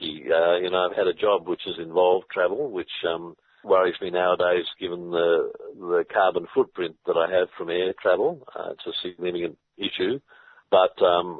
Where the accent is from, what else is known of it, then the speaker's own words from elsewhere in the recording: Australia; also born or lived in Fiji; as an Australian citizen